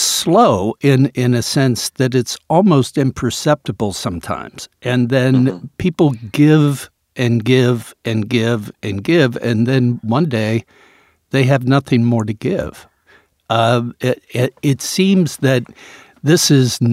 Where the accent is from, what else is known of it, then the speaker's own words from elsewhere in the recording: United States; as an American